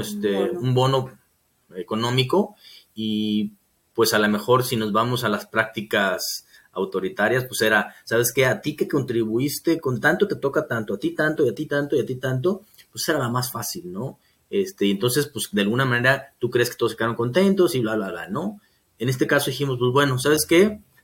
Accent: Mexico

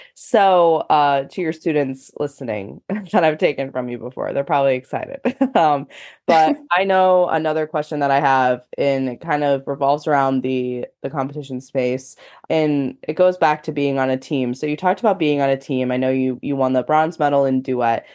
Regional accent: United States; i have personally never experienced a world championship in my home country

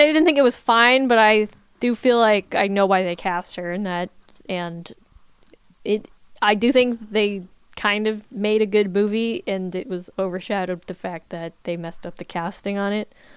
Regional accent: Virginia, United States; I was a high schooler in Virginia

